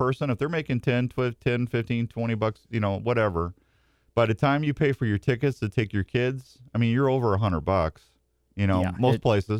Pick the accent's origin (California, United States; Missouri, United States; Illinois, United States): Missouri, United States; St. Louis; moved away as an adult; now in Iowa, United States; me growing up in St. Louis, I grew up a diehard Cardinal fan.